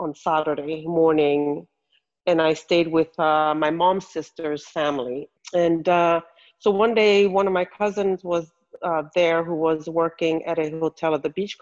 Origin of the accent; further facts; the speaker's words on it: Mo'orea, Windward Islands, French Polynesia; English is a second language; moved away as an adult; also born or lived in Tahiti; now in Los Angeles, United States; I was born on Tahiti, but grew up on Mo'orea